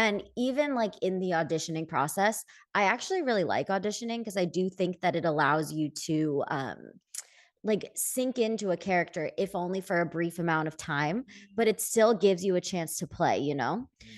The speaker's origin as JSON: {"language": "English", "town": "Philadelphia", "region": "Pennsylvania", "country": "United States", "tie": "born or raised there", "said": "Like, I grew up in Philadelphia, which is just across the country from"}